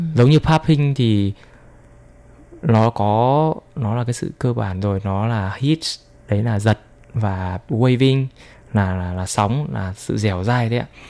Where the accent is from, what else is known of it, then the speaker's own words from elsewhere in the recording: Vietnam; now in Taiwan; mình là người Việt Nam